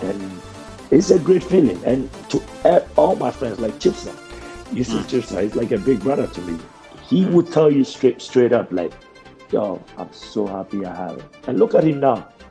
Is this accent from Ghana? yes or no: yes; Ghana; accent: thick Ghanaian; moved away; also born or lived in United States; When I went to America, I had a thick Ghanaian accent